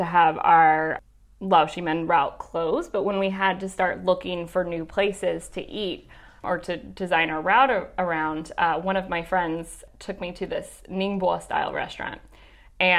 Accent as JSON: {"language": "English", "town": "Chattanooga", "region": "Tennessee", "country": "United States", "tie": "born or raised there", "moved": "as an adult", "lives_now": "Shanghai, China", "said": "born and raised in Tennessee"}